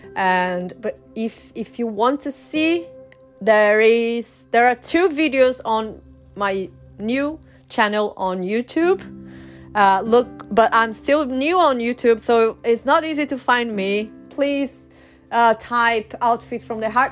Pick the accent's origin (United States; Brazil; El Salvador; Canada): Brazil; first language Portuguese; English is a second language; also born or lived in Chile / north of England, United Kingdom; now in United Kingdom; i am from brazil i'm brazilian and in brazil we speak portuguese brazilian portuguese so that's my first language